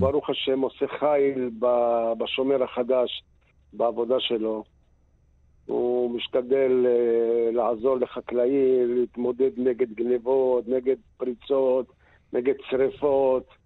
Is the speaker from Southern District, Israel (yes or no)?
yes; Sderot, Southern District, Israel; אנחנו, אני ואשתי נולדנו בשדרות. אנחנו כבר בני 65.